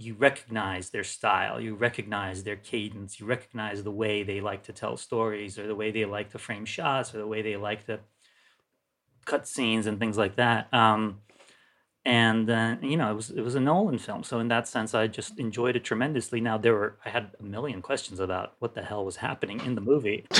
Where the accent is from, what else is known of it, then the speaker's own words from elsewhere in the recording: Turkey; moved away; I grew up in Turkey